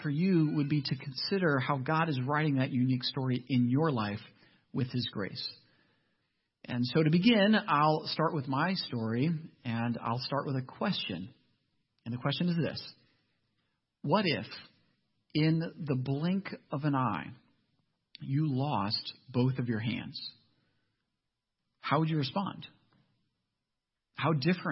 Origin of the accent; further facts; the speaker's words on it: Ohio, United States; I'm actually from Ohio